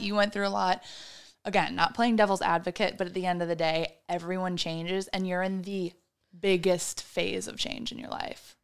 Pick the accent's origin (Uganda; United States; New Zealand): United States; Midwest; I am also from the Midwest